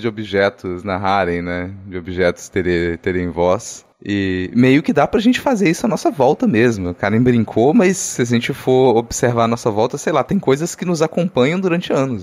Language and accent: Portuguese; interior of Minas Gerais, Brazil; moved away; A descrição era muito próxima da cidade onde eu nasci, cara, no interior de Minas